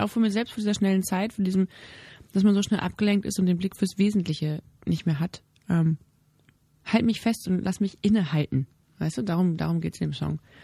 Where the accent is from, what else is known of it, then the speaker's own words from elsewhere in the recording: Germany; als Mutter und auch als, als Deutsche, als Bürger